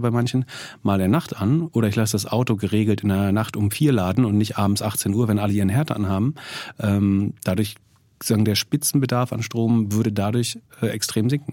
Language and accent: German; Greifswald, Mecklenburg-Vorpommern, Germany; in Greifswald nutzt die absolute Mehrzahl der Bürger, also da, wo ich herkomme, ja, Fernwärme